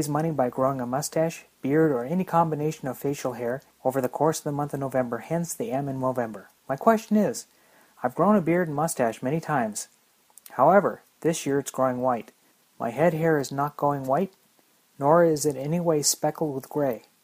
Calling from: Guelph, Ontario, Canada; from Guelph, Ontario, Canada.

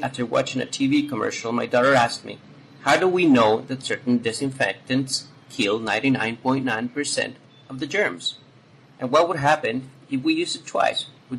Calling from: Guayaquil, Guayas, Ecuador; I'm calling from Guayaquil, Ecuador.

